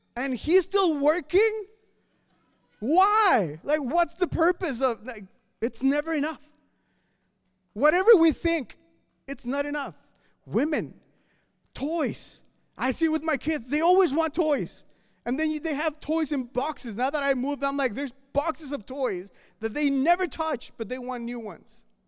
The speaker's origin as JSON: {"language": "English", "region": "Mexico City", "country": "Mexico", "moved": "yes", "said": "I'm from Mexico City"}